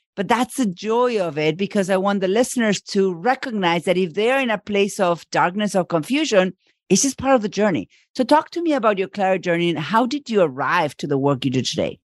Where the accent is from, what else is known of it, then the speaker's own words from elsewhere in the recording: Argentina; moved away as an adult; now in United States; I live in the U S and I'm from Argentina